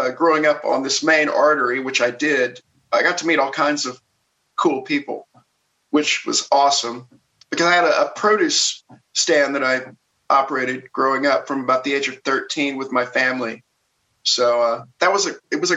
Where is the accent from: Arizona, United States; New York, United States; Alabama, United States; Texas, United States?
Alabama, United States; Jasper; now in Burbank, United States; I grew up in the South, but I'm rooted in a little town in Alabama called Jasper